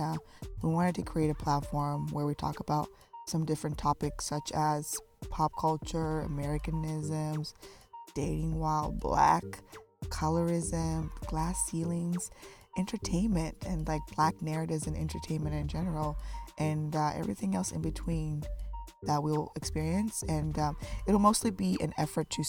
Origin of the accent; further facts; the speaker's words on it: Zimbabwe; moved away; I'm from Zimbabwe